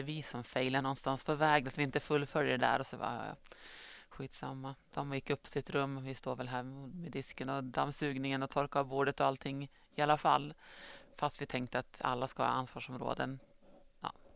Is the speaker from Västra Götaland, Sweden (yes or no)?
no; Östersund, Jämtland, Sweden; moved away as an adult; also born or lived in Gothenburg; now in Strömsund, Sweden; jag kommer från Östersund men har bott sedan i Göteborg i några år innan jag flyttade tillbaka till